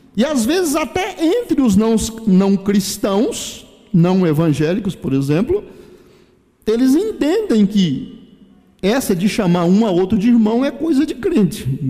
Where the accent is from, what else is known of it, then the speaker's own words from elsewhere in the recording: Brazil; nós brasileiros